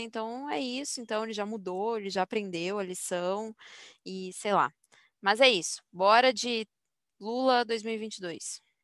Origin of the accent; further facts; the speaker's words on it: Brazil; como brasileira